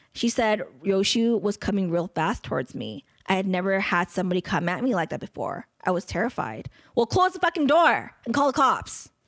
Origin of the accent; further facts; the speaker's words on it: United States; I'm American